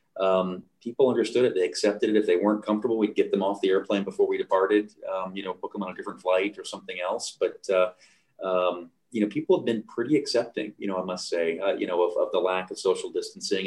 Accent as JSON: {"language": "English", "country": "United States", "moved": "yes", "lives_now": "Canada", "said": "as an American who, you know, lives in Canada"}